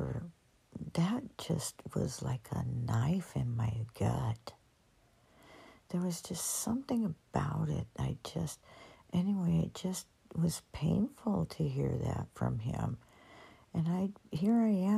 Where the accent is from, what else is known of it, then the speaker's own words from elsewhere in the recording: San Joaquin Valley, California, United States; I grew up in the San Joaquin Valley, farm country, orchards all around.